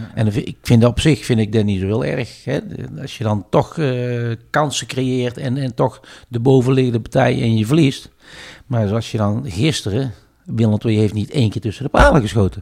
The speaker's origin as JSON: {"language": "Dutch", "town": "Tilburg", "region": "North Brabant", "country": "Netherlands", "tie": "born or raised there", "said": "een karakterjong uit, uit Tilburg. Ja. geboren in Broekhoven"}